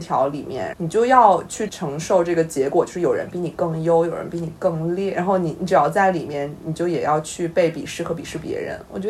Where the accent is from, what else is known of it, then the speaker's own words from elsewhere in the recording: Weihai, Shandong, China; 但是三金啊，他非常确定他将来要教他的孩子讲我们的方言，这个我还蛮惊讶的，因为我非常不确定我的孩子还能传承我的方言。